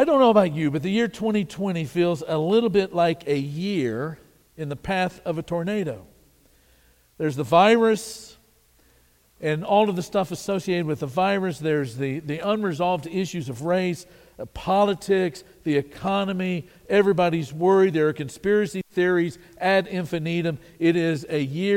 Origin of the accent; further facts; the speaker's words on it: Wichita Falls, Texas, United States; I was born in Wichita Falls, Texas